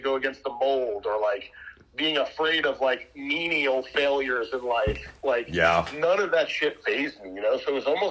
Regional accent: White Plains, New York, United States; now in Austin, United States; I was born and raised in White Plains, New York

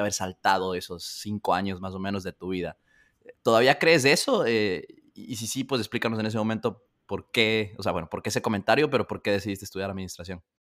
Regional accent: Ecuador; Ecuador, de donde yo soy

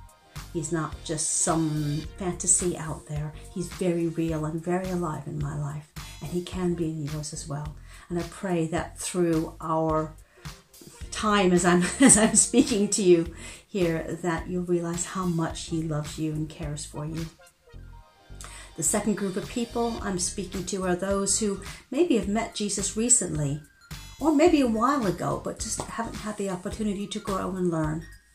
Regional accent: United States; accent: transatlantic; now in United Kingdom; although I've been living in the UK longer than I ever lived in the US. So my accent is a bit muddled. I like to say that my accent has left the coast of the US, but hasn't quite arrived in the UK yet.

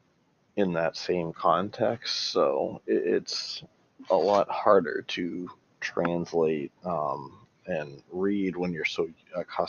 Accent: United States; I'm from America

